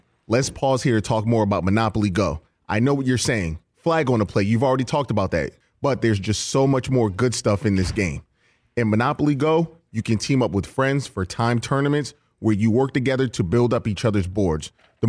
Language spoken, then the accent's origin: English; Connecticut, United States; I'm from Connecticut, and we just got tons of Connecticut Niners fans, so big fan.